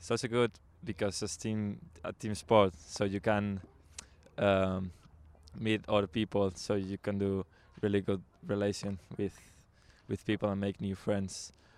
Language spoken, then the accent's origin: English; Spain; English is a second language; now in Waterford, Ireland; I'm from Spain.